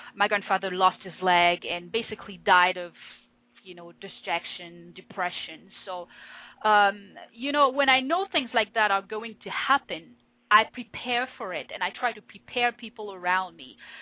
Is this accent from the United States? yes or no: no; France; first language French; English is a second language; moved away as an adult; now in Winnipeg, Canada; I was born in France. Um, I lived in France most of my life. I studied there, and when I was 25, I decided to move